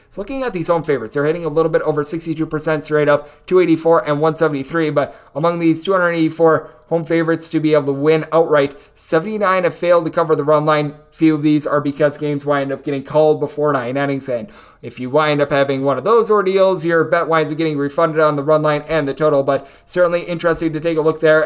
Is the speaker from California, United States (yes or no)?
no; Wisconsin, United States; now in Las Vegas, United States; my home state of Wisconsin